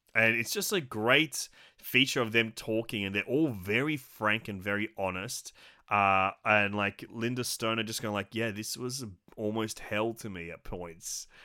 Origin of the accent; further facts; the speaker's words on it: Australia; an Aussie physical media collector